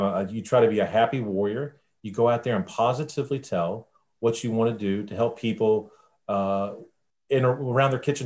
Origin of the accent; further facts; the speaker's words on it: Virginia Beach, Virginia, United States; now in Northern Virginia, United States; I grew up in Virginia Beach